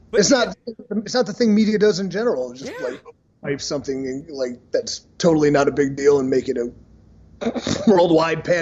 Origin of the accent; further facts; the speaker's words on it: Cleveland, Ohio, United States; because he filmed in Cleveland, and as you know, I'm from Cleveland, and as you know, he went and slept in my childhood bed